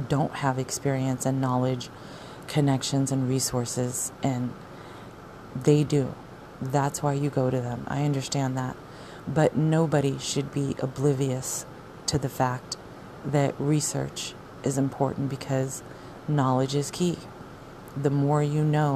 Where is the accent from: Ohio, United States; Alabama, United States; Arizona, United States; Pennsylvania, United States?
Arizona, United States; moved away; I'm from Arizona